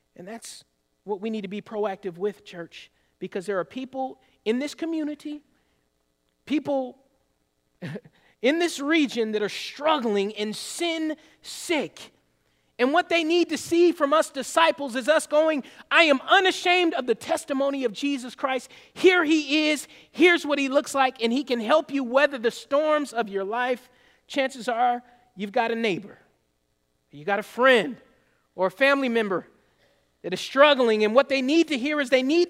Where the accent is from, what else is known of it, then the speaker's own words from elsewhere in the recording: the South, United States; I grew up in the South